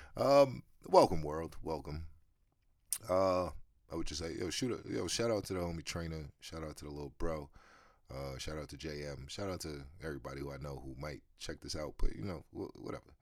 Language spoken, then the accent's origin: English; United States; me as an American